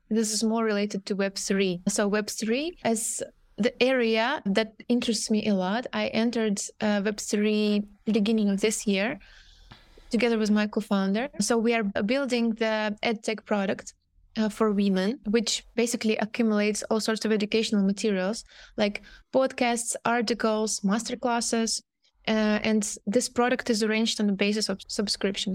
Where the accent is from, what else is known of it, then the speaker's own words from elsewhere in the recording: Russia; moved away as an adult; now in Amsterdam, Netherlands; I'm coming initially from Russia. Right now, I'm based in Amsterdam.